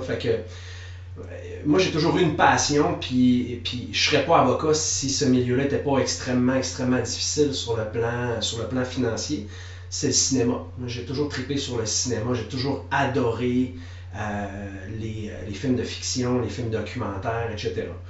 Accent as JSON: {"language": "French", "region": "Quebec", "country": "Canada", "tie": "born or raised there", "also_born_or_lived": "Lévis", "said": "je suis né à, Lévis, sur, sur la rive sud de, de Québec. J'ai habité là de façon très, très minime parce que j'ai passé le plus clair de mon enfance au Saguenay-Lac-Saint-Jean."}